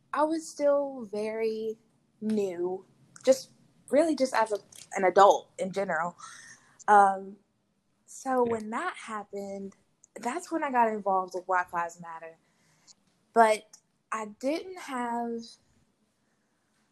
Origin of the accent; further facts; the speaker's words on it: United States; moved away as an adult; also born or lived in Mobile, Alabama; I'm from Marshall County, which is a county that is currently, from the information that we know, 3.2% black